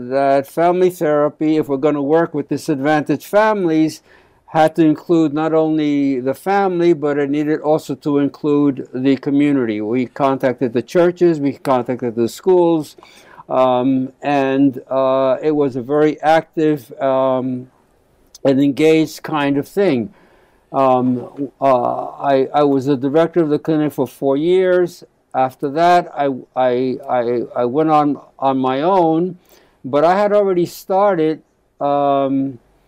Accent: New York City, New York, United States; first language Spanish; English is a second language; also born or lived in South Bronx; I basically grew up in Black Harlem

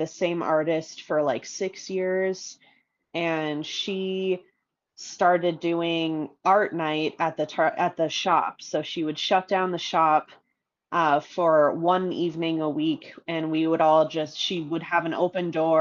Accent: Minnesota, United States; now in Colorado, United States; I grew up in Minnesota

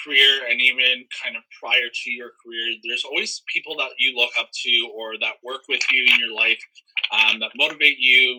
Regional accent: Toronto, Ontario, Canada; also born or lived in Whitby; I grew up in Toronto. I now just live east of the city, in Whitby.

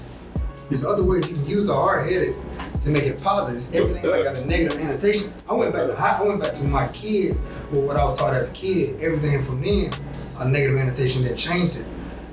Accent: the South, United States; And, you know, like I said, I'm from the South, like, so, and that Southern mindset

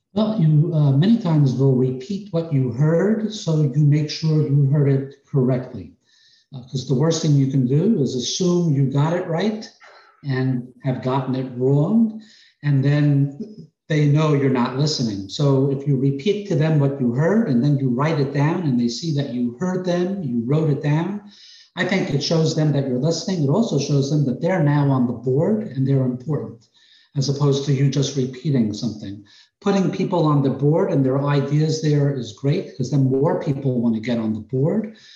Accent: New York, United States; accent: New York; moved away as an adult; Originally, I came down here from New York. You may be able to detect it in my accent

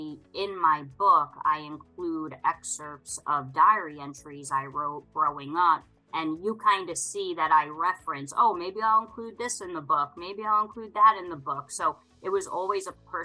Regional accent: Long Island, New York, United States; now in upstate New York, United States; born and raised on Long Island. I currently live in upstate New York

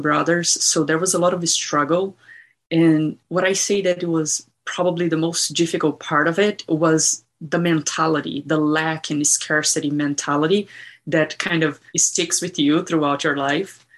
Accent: Brazil; moved away; I grew up in Brazil and it was uh, difficult

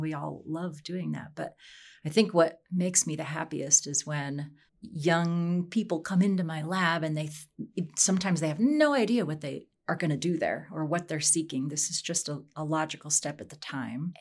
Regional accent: Wyoming, United States; now in Colorado, United States; I grew up in Wyoming

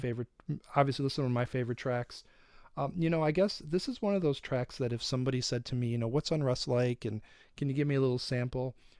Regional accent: Detroit, Michigan, United States; I'm from Detroit

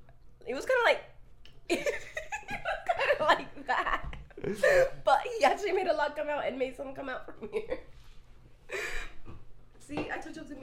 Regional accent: United Kingdom; No, I don't know. I'm British.

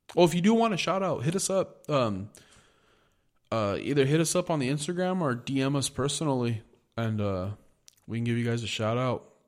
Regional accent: United States; I'm an American

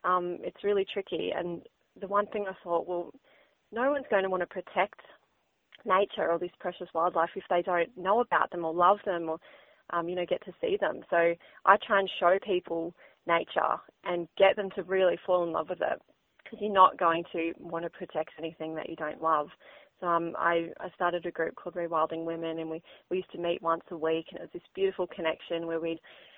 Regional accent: Northern Rivers, New South Wales, Australia; moved away as an adult; also born or lived in Queensland; So I grew up in the Northern Rivers, this beautiful place that we call home

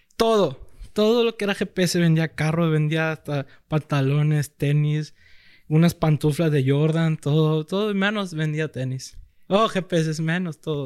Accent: Culiacán, Sinaloa, Mexico; toda la vida aquí en Culiacán, soy de la Liga Culiacán Recursos

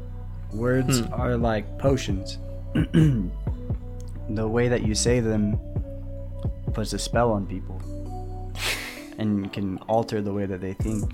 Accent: United States; we are from the United States

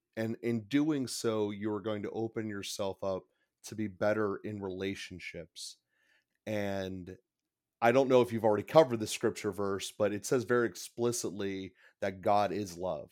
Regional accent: Pittsburgh, Pennsylvania, United States; I'm from Pittsburgh. I've, I've been in a Catholic school system since pretty much day one

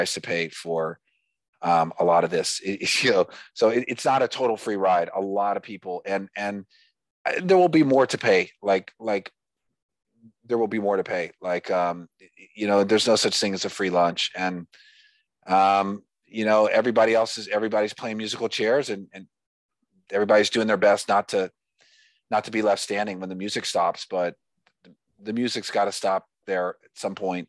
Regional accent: United States; I'm an American

